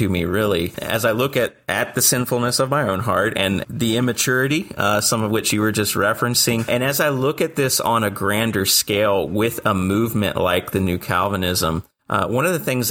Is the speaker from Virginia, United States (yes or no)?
yes; near Liberty University, Virginia, United States; I grew up with as a young believer growing up near Liberty University